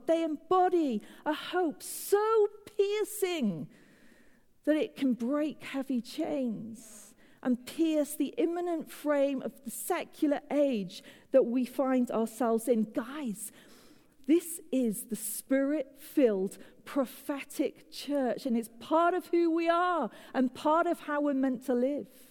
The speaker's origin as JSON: {"language": "English", "country": "United Kingdom", "moved": "as an adult", "lives_now": "United States", "said": "as a Brit, living in the USA"}